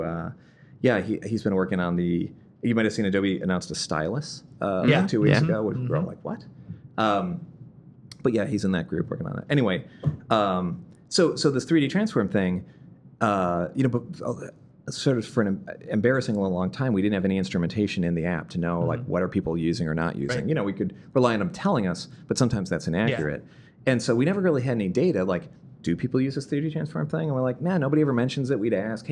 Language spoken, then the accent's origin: English; Midwest, United States; moved away; I'm from the Midwest